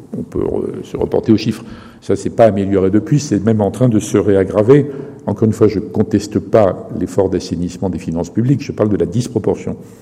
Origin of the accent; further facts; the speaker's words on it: France; en tant que Français